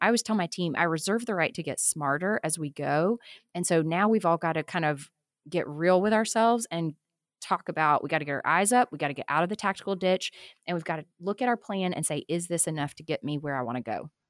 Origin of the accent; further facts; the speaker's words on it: Tuscaloosa, Alabama, United States; moved away as an adult; also born or lived in Tucson, Arizona; I grew up in Tuscaloosa, Alabama, but I went to college out in Tucson, Arizona